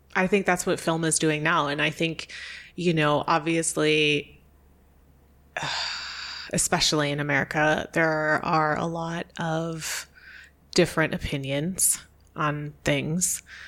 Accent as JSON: {"language": "English", "region": "New York State near Niagara Falls", "country": "United States", "tie": "born or raised there", "also_born_or_lived": "Chicago / Hawaii", "moved": "as an adult", "said": "I was born um, in New York State near Niagara Falls, a very rural place"}